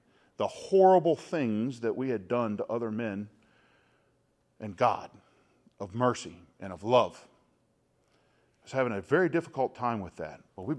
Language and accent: English; North Carolina, United States; And I was from North Carolina, right, where like the coldest it got was like if it snowed half an inch, you know, school was shut down for a week.